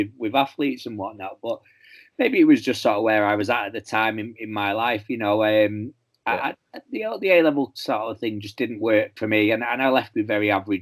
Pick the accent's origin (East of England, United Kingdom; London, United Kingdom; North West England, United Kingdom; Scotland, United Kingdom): North West England, United Kingdom; Manchester; I'm born and bred in Manchester